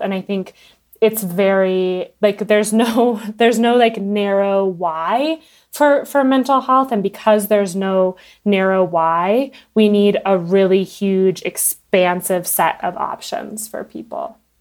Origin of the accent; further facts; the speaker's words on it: United States; I'm American